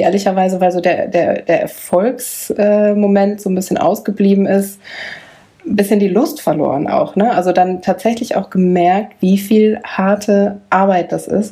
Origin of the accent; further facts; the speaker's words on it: Bielefeld, North Rhine-Westphalia, Germany; wir sind geboren in Bielefeld